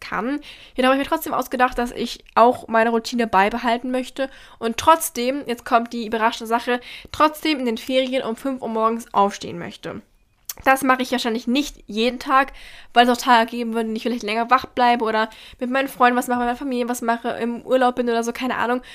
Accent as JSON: {"language": "German", "region": "Berlin", "country": "Germany", "said": "ich komme aus Berlin"}